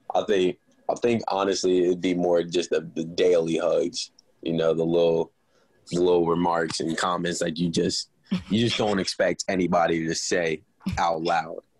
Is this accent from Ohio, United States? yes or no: yes; Cincinnati, Ohio, United States; moved away as an adult; now in Morgantown, United States; my hometown, Cincinnati